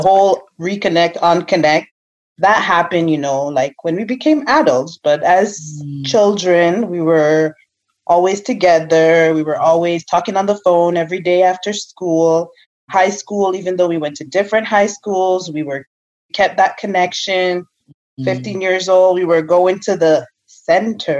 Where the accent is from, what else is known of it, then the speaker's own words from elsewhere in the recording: Jamaica; I'm Jamaican